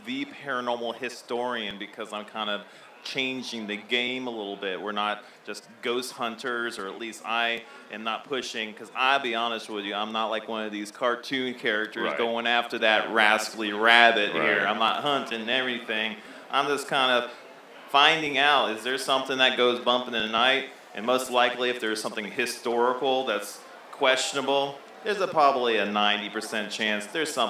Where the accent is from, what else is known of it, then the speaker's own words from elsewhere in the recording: Florida, United States; now in Knoxville, United States; I'm a transplant from Florida, sunny Florida, and I came here to Knoxville.